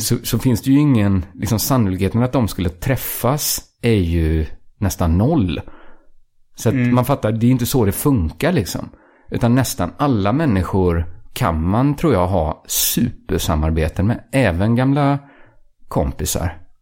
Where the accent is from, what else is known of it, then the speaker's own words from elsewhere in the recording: outside Borås, Västra Götaland, Sweden; området där jag växte upp utanför Borås